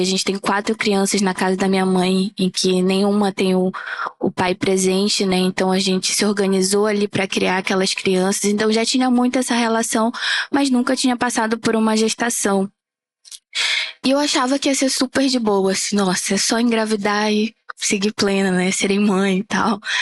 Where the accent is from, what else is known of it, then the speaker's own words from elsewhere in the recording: Amapá, Brazil; E eu sou uma mulher negra da região norte, sou lá do Amapá.